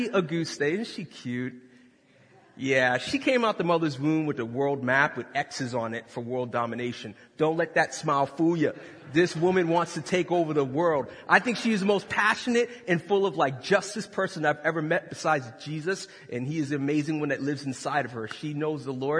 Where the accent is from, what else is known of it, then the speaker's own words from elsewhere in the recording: Boston, Massachusetts, United States; now in Westerville, United States; originally I was from Boston, Massachusetts